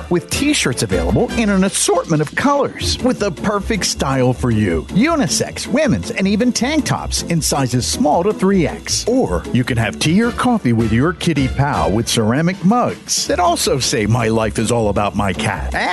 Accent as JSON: {"language": "English", "town": "Boone", "region": "North Carolina", "country": "United States", "lives_now": "Fort Benning, United States", "said": "I'm stationed down here at the Army Marksmanship Unit at Fort Benning, Georgia. I'm from Boone, North Carolina, and I'd like to wish everybody back home a Merry Christmas."}